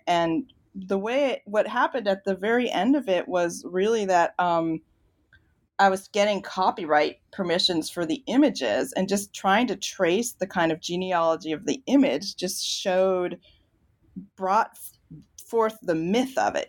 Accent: Virginia, United States; I grew up in Virginia

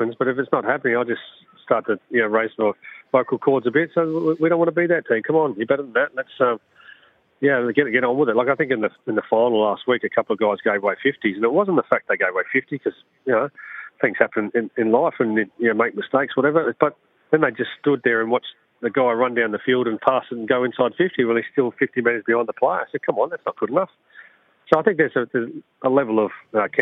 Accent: South Australia, Australia; moved away as an adult; also born or lived in Brisbane; growing up in South Australia

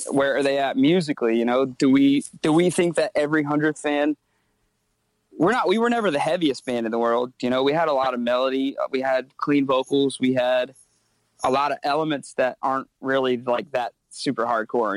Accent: Myrtle Beach, South Carolina, United States; moved away as an adult; now in Charleston, United States; grew up in Myrtle Beach, small town, not kind of a tourist town

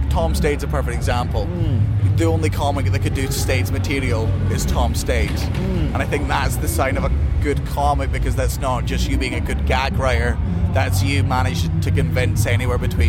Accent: Scotland, United Kingdom; I'm fucking Scottish

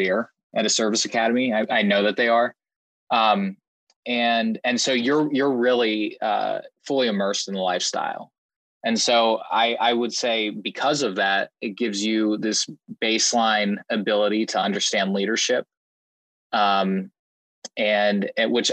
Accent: Western Pennsylvania, United States; moved away as an adult; So I was born and raised in Western Pennsylvania

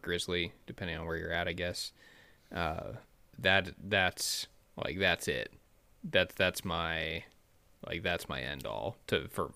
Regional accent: Midwest, United States; I growing up in the Midwest

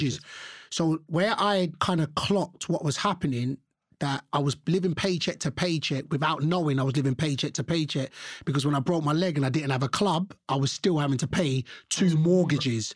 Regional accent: London, United Kingdom; I was born and raised here in London.

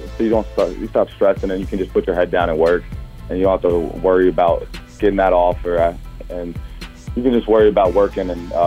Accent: Chesapeake, Virginia, United States; I grew up in Chesapeake, Virginia, which is probably 20 minutes outside of Richmond.

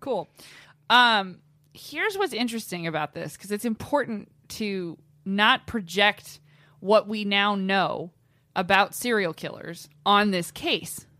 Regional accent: Los Angeles, California, United States; That's where I grew up. My hometown

